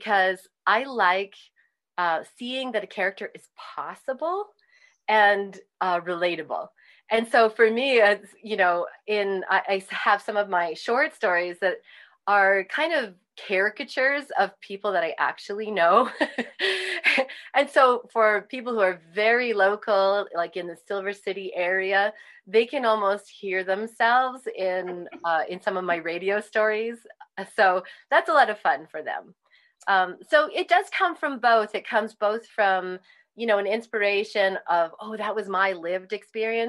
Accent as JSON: {"language": "English", "country": "Canada", "tie": "born or raised there", "moved": "yes", "lives_now": "New Mexico, United States", "said": "I grew up in Canada, as you noted, and I grew up speaking French and English"}